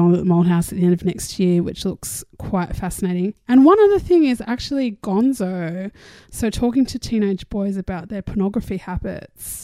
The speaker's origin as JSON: {"language": "English", "country": "Australia", "said": "I'm Australian"}